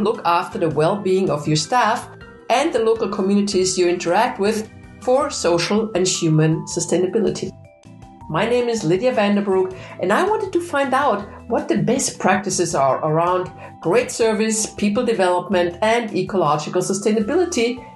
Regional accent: Vienna, Austria; now in Germany; I sit in Germany, but of course I'm Austrian. I'm from Vienna

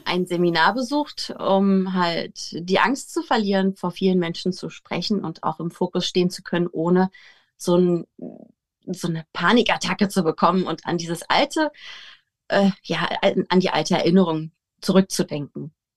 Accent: Potsdam, Brandenburg, Germany; Wir kommen aus Potsdam

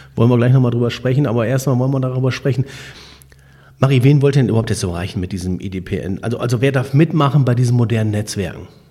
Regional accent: Borken, North Rhine-Westphalia, Germany; ich komme ja aus Borken

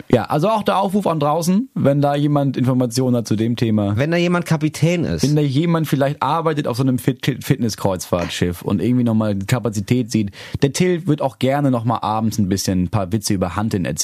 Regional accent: Schleswig-Holstein, Germany; ich komme aus Schleswig-Holstein.

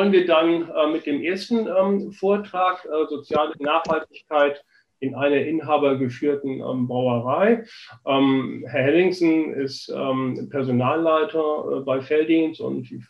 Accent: Flensburg, Schleswig-Holstein, Germany; ich bin 53 Jahre alt, bin gebürtiger Flensburger, komme aus dem hohen Norden

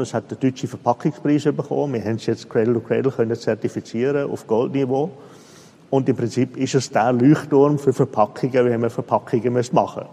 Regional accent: Switzerland; Ich bin Schweizer, oder? Sogar in der Schweizer eigentlich gebürtig.

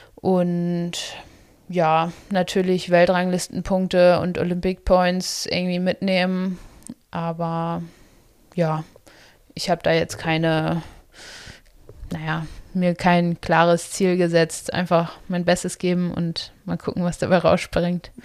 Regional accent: Itzehoe, Schleswig-Holstein, Germany; now in Potsdam, Germany; Also ich komme ja aus Itzehoe

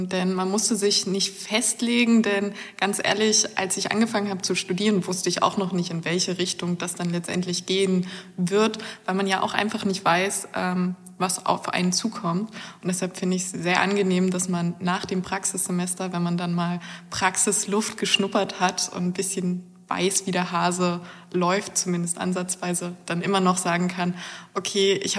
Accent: Brandenburg, Germany; Ich komme aus einem winzigen Dorf im Nordosten Brandenburgs.

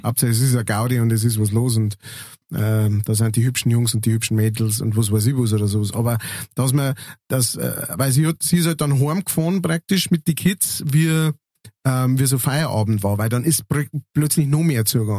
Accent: Münster, Germany; moved away; wo ich aufgewachsen bin, in Münster

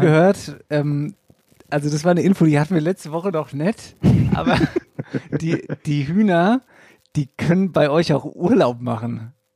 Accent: Wetterau, Hesse, Germany; hier bei uns in der Wetterau

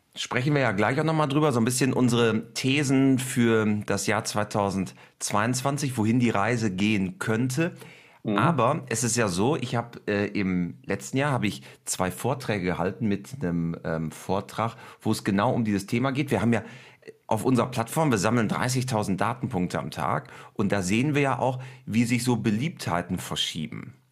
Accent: Germany; bei uns in Deutschland

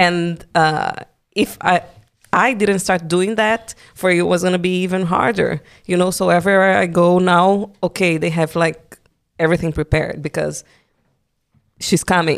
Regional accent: Brazil; English is a second language; moved away as an adult; now in Germany; coming from Brazil. Yes, I learned the language, but I still have my accent

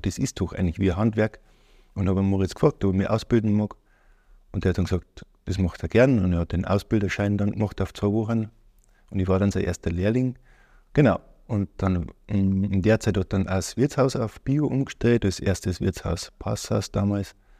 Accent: Ortenburg, Bavaria, Germany; Ich Bin aufgewachsen in Ortenburg, Niederbayern, in der Nähe Passau

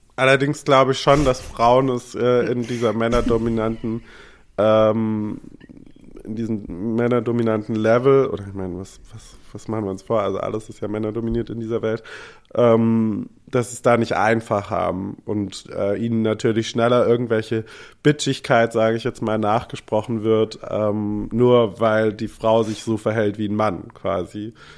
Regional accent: Germany; als Deutscher

